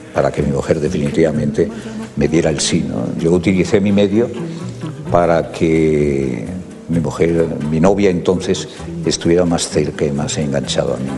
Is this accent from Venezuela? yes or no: no; Ponferrada, Castile and León, Spain; moved away; also born or lived in Oviedo